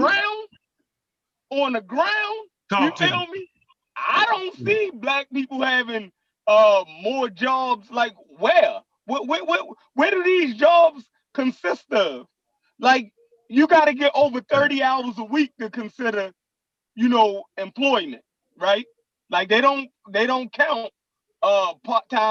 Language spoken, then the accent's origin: English; United States; we're American too